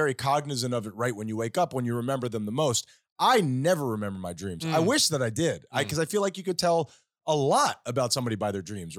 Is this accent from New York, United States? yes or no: no; Tennessee, United States; we're from Tennessee. This could work.